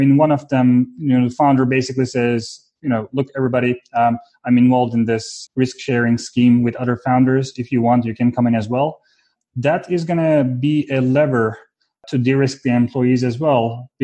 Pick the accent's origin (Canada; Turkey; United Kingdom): Turkey; Istanbul; moved away; also born or lived in Fort Collins, Colorado; I was born and raised in Istanbul, Turkey